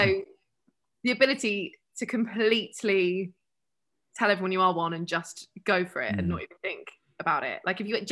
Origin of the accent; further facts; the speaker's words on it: United Kingdom; we're so British